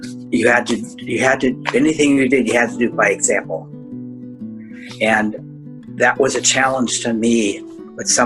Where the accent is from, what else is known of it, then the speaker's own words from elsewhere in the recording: Minnesota, United States; moved away as an adult; now in Gainesville, United States; where I grew up in Minnesota was a Catholic community